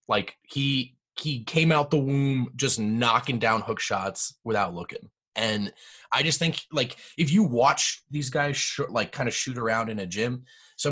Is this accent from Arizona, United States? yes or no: no; New Jersey, United States; I grew up in Jersey